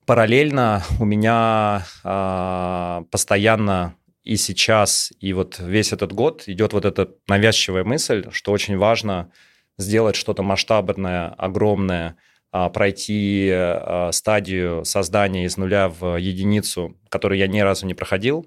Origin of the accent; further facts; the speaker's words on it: Moscow, Russia; я родился и вырос в Москве